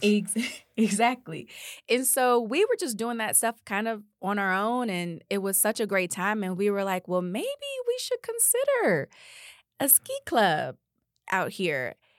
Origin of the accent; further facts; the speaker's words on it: Detroit, Michigan, United States; moved away as an adult; also born or lived in Georgia; we moved to Detroit when I was about five years old. That's where all of my family is. And I was raised there up through college